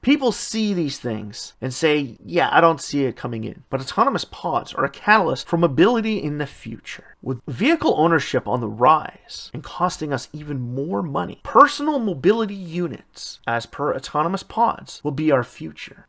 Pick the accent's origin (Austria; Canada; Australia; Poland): Canada; my home country, Canada